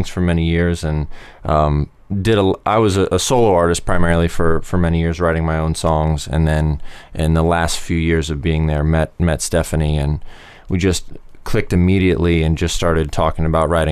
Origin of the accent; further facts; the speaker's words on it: Columbus, Ohio, United States; moved away as an adult; also born or lived in Los Angeles; I grew up in Columbus